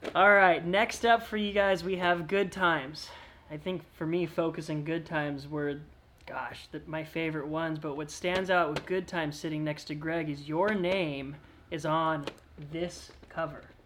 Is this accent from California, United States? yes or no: yes; California, United States; as a Californian